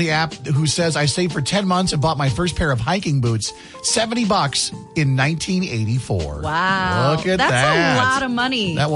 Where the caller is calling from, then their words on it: Cedar Rapids, Iowa, United States; Cedar Rapids.